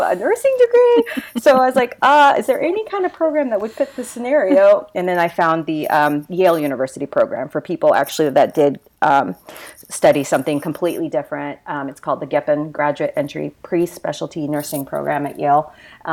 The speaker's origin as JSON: {"language": "English", "country": "Japan", "tie": "born or raised there", "also_born_or_lived": "Memphis, Tennessee / Alaska", "moved": "as an adult", "lives_now": "Riverside, Missouri, United States", "said": "I'm part Japanese. I grew up in Japan. I went to an international school."}